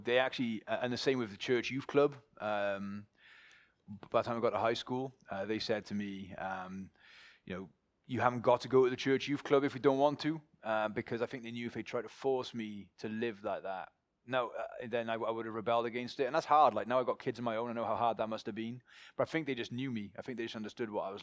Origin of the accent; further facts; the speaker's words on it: Pontypool, Wales, United Kingdom; moved away as an adult; also born or lived in St. Mellons; now in Cardiff, United Kingdom; from Pontypool up in the Gwent Valleys. It's where I was born. It's where I grew up.